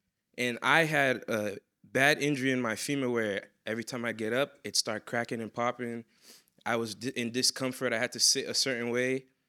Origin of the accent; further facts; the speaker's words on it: Boston, Massachusetts, United States; also born or lived in New York; So I came from Boston, Massachusetts. I grew up a little bit in New York.